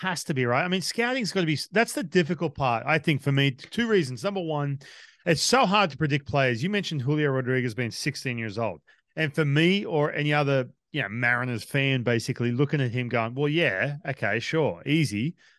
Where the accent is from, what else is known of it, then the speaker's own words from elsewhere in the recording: Australia; Like obviously I grew up in Australia.